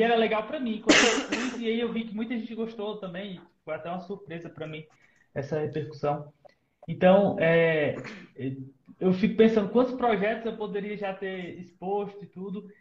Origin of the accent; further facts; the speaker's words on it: Ceará, Brazil; eu sou do Ceará